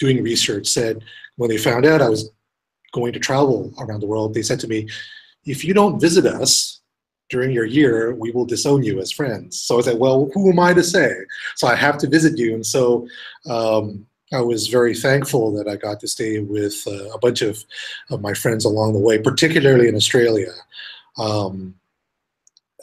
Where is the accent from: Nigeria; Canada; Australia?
Canada; Vancouver, British Columbia; moved away as an adult; also born or lived in Germany / United States / Chile; I was born and raised in Vancouver